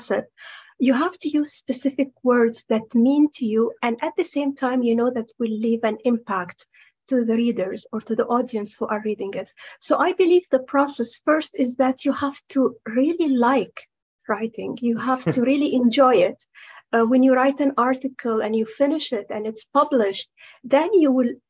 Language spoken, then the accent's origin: English; Saudi Arabia; I'm from Saudi Arabia